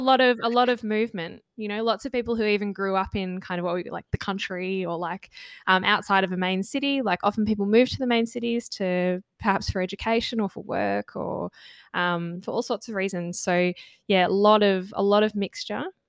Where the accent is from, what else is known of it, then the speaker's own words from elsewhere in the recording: Australia; first language English; as Australians who you know identify as Australian, lived here all of our lives